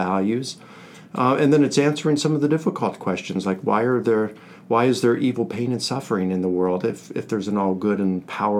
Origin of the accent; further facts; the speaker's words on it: Baltimore, Maryland, United States; moved away as an adult; also born or lived in Northern Virginia / Virginia Beach; now in Atlanta, United States; I'm from Baltimore